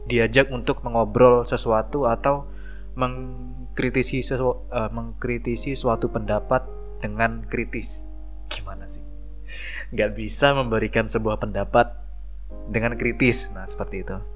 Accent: Probolinggo, East Java, Indonesia; sebuah daerah yang namanya itu Probolinggo. Kalau kalian tahu uh, Gunung Bromo, nah itu ikon dari kota aku seperti itu.

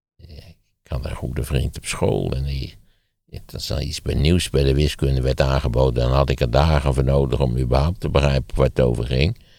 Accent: Netherlands; wij zijn toch als Nederlanders

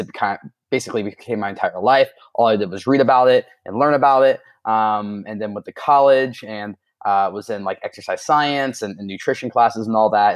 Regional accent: Southern Ohio, United States; also born or lived in Florida; I was born in Southern Ohio

